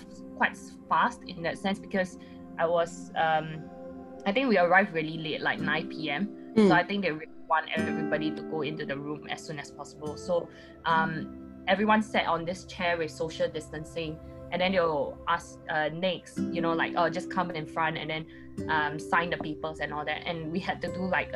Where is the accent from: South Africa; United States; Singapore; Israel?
Singapore; I'm a Singaporean